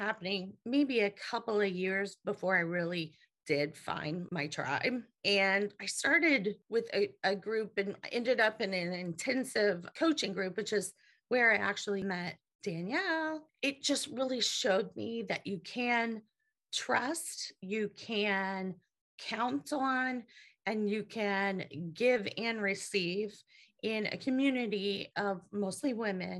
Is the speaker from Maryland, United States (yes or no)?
no; Marietta, Ohio, United States; I hail from Marietta, Ohio.